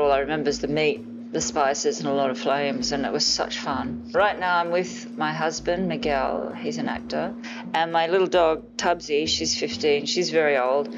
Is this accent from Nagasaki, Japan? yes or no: no; Tokyo, Japan; now in Los Angeles, United States; We were living in Tokyo when I was a kid. I grew up in Japan